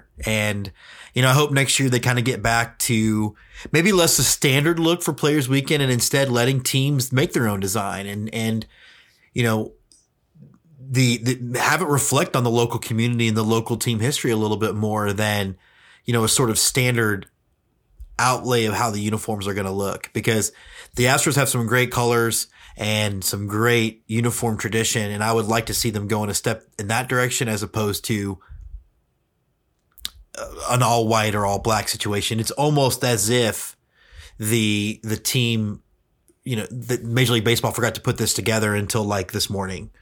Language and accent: English; Texas, United States; I am a proud Texan